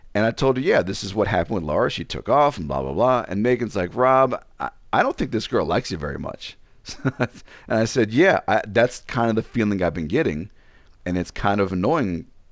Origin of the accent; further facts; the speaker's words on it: Ashburn, Virginia, United States; moved away; also born or lived in Illinois; I come from Ashburn, Virginia